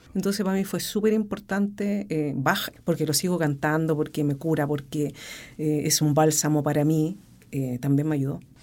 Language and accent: Spanish; Rancagua, O'Higgins, Chile; soy de Rancagua, me quedé en Rancagua